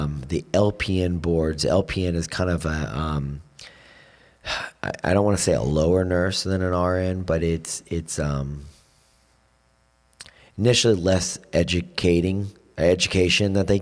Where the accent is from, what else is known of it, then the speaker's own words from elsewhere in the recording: Florida, United States; moved away as an adult; now in Vero Beach, United States; I grew up in the Panhandle where all my friends were from